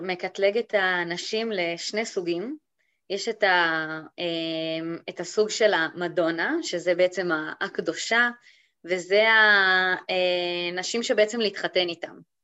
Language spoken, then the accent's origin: Hebrew; Golan Heights, Israel; now in Madrid, Spain; אני, אה, במקור מהגולן, וכיום חיה ב, במדריד, המהממת בספרד.